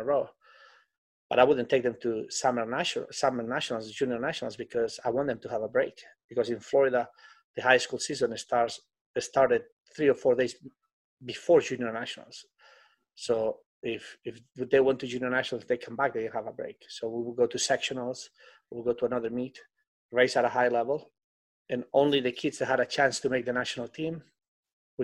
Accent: Spain; English is a second language; moved away as an adult; now in United States; When I came to America, I couldn't speak English

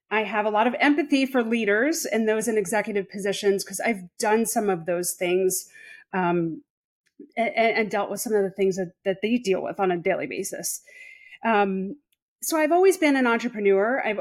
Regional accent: Long Island, New York, United States; now in Charlotte, United States; I'm originally from Long Island, New York. And maybe this may not mean anything to you, but for those in the States, people typically don't know that because I don't have the traditional New York accent.

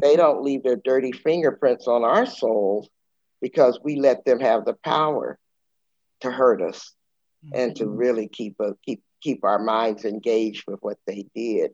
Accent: San Antonio, Texas, United States; I'm from San Antonio, Texas

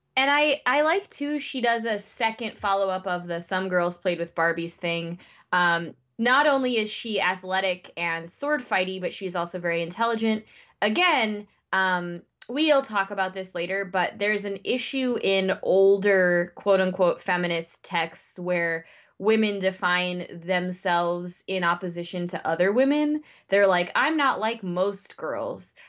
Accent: United States; as an American

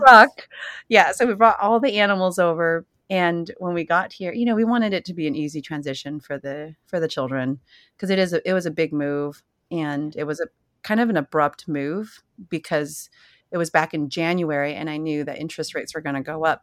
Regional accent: San Jose, California, United States; moved away; I was born and raised in Silicon Valley, right in, you know, the Bay Area, San Jose.

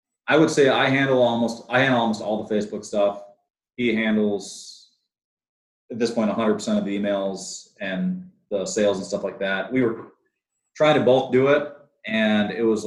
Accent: Minnesota, United States; We're from Minnesota

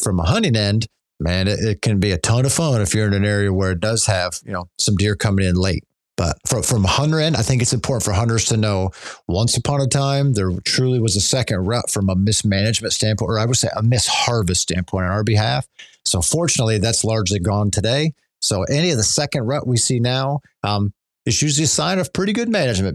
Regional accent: Pennsylvania, United States; growing up in Pennsylvania

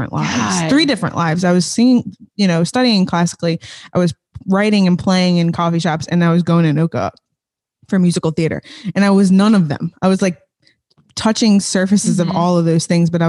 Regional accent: Chalmette, Louisiana, United States; also born or lived in Covington; I'm from Chalmette

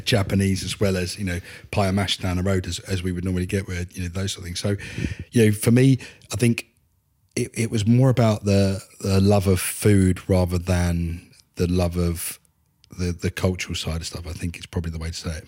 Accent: Upminster, East of England, United Kingdom; now in Tiptree, United Kingdom; I'm an Essex boy. Um, I'm originally from Upminster.

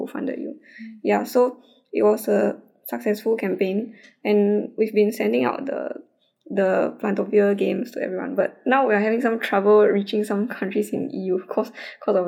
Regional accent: Singapore; we are from Singapore.

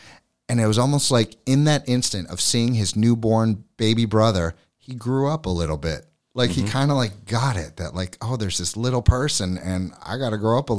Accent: Florida, United States; also born or lived in St. Louis / New York City; Like I'm from Florida, St. Louis, New York City. And then I came here and I realized this is the place to raise my family.

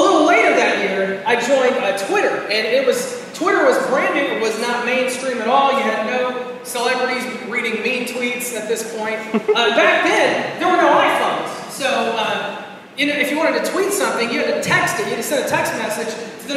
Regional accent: Florida, United States; I'm from Florida.

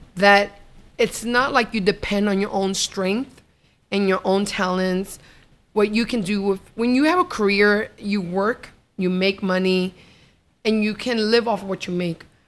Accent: New York, United States; I was brought up in New York

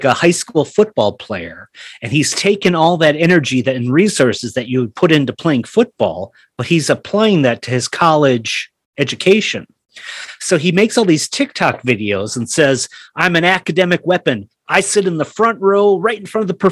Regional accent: Minneapolis, Minnesota, United States; I'm from Minneapolis

